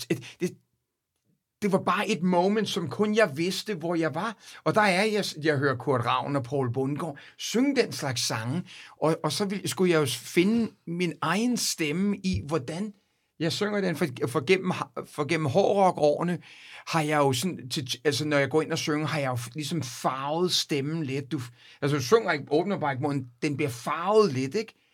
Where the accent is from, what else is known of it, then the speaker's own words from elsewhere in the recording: Copenhagen, Capital Region of Denmark, Denmark; now in United States; mine barndomsvenner, og, og dem jeg gik i skole med, og, og på Vesterbro Ungdomsgården